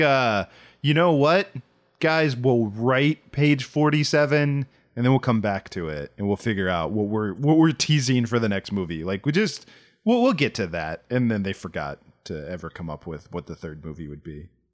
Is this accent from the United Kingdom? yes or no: no; Southern Maryland, United States; I grew up in Southern Maryland